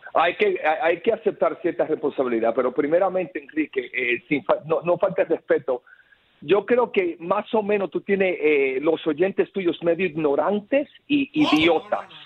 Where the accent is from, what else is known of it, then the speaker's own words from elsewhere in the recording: Nicaragua; now in Miami, United States; soy nicaragüense